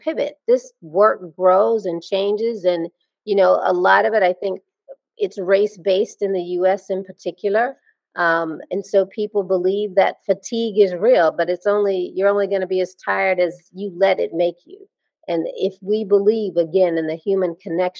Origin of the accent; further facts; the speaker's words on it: Alabama, United States; I grew up in Alabama.